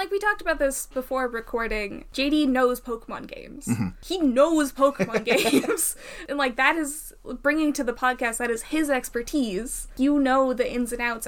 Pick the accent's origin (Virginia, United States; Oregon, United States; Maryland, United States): Oregon, United States; I'm specifically from Oregon